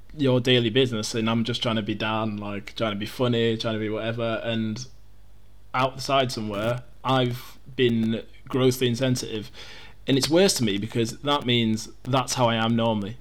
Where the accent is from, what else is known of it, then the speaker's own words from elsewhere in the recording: Yorkshire and the Humber, United Kingdom; I'm, I'm from Yorkshire.